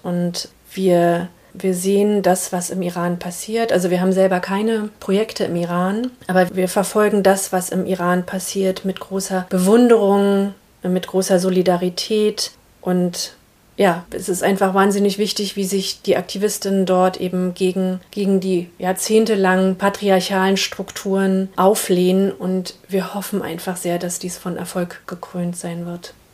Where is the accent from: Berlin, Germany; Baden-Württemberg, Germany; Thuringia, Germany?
Berlin, Germany; also born or lived in Brazil; Ich bin in Ostberlin geboren, 1980